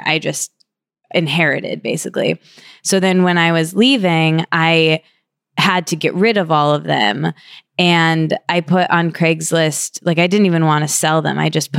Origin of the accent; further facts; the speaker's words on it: Michigan, United States; When I came to New York from Michigan, I ended up just taking over this room